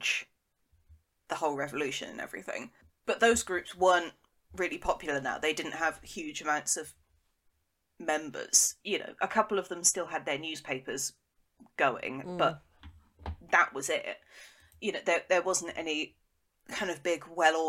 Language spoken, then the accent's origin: English; Devon, South West England, United Kingdom; I'm from Devon